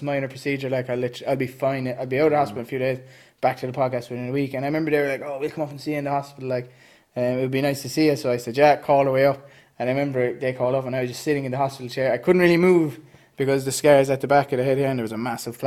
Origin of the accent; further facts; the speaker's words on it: Cork, Munster, Ireland; we grew up in Frankfield, so that would have been the Douglas area